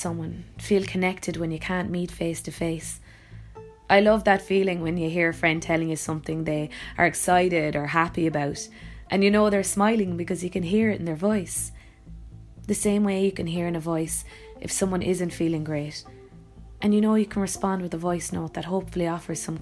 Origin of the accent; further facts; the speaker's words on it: Youghal, Munster, Ireland; I'm an actor from Youghal in County Cork.